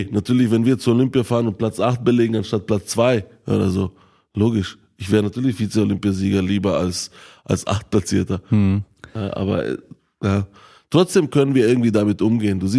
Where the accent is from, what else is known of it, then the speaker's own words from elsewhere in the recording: Bosnia & Herzegovina; born there; ich bin ja selber in Bosnien-Herzegowina geboren und ich bin ja jedes Jahr ein, zwei Mal dort